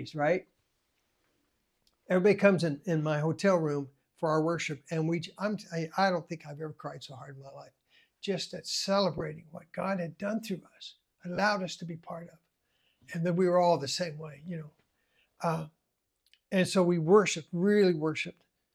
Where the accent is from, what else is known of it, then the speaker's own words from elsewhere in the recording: United States; I'm an American.